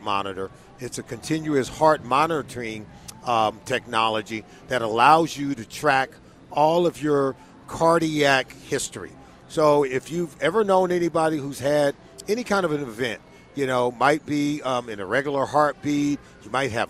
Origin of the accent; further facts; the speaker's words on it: Compton, California, United States; I'm a West Coast guy. Born and raised in Compton, California